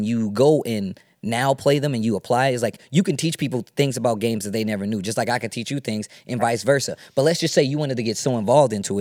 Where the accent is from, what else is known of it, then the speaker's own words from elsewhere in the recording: Midwest, United States; I'm from the Midwest. We have a very different style of Tekken that we play in the Midwest